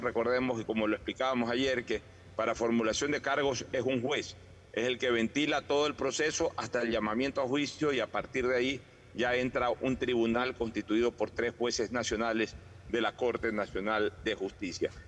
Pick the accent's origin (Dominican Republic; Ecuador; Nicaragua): Ecuador; somos nosotros los ecuatorianos